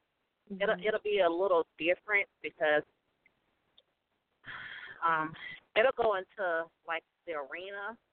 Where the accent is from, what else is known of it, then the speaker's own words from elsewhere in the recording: the South, United States; moved away; also born or lived in the North; I'm from the South, but I moved back up north